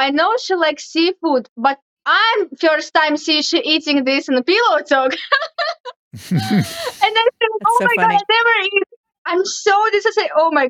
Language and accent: English; Tomsk, Krasnodar Krai, Russia; English is a second language; moved away as an adult; now in United States; I'm from Tomsk. I'm born from Tomsk. This is city near Black Sea.